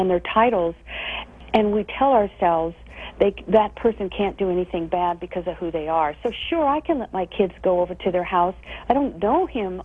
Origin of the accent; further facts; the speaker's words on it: Midwest, United States; I grew up in the Midwest